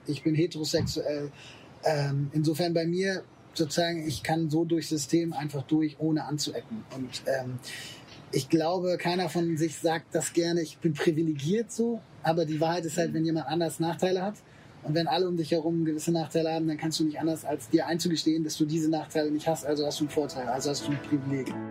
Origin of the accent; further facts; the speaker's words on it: Germany; Ich bin natürlich in Deutschland geboren, ich spreche die Sprache, ich äh, war hier in der Schule